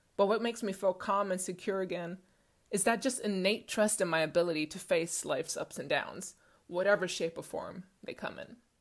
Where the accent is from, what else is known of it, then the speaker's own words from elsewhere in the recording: Stockholm, Stockholm County, Sweden; Growing up in Stockholm, Sweden, being six feet tall at eleven years old